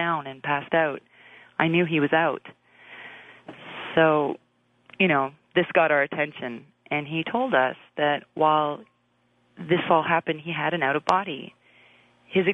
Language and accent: English; Brampton, Ontario, Canada; now in Toronto, Canada; a house I grew up in Brampton.